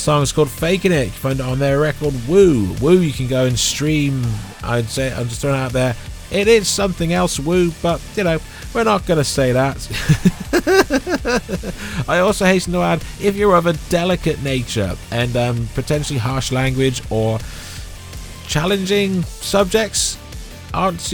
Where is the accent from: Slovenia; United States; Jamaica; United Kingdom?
United Kingdom; me being British and having certain emphasis on certain words